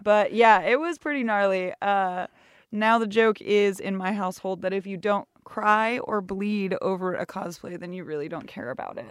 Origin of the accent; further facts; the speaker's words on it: Sonoma County, north of the San Francisco Bay Area, California, United States; moved away as an adult; now in Seattle, United States; I am born and raised in the, uh, just north of the San Francisco Bay Area